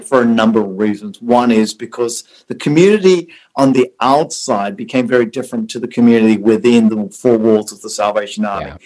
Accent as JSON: {"language": "English", "town": "Sydney", "region": "New South Wales", "country": "Australia", "tie": "born or raised there", "also_born_or_lived": "South Africa", "moved": "as an adult", "lives_now": "Orange County, United States", "said": "I was born in South Africa, and two is that I've spent most of my life uh, from an early age as a child living in Australia."}